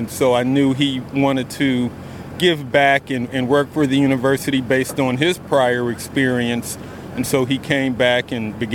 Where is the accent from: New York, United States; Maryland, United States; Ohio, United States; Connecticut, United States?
Ohio, United States; Akron; I'm from Akron, Ohio